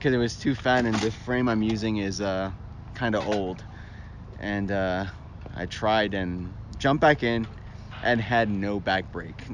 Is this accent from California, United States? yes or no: no; Miami, Florida, United States; I'm from Miami